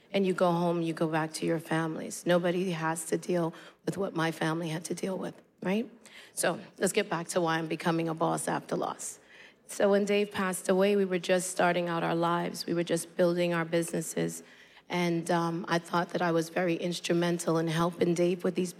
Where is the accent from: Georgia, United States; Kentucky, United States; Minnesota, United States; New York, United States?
New York, United States; New York City; this young woman growing up in Brooklyn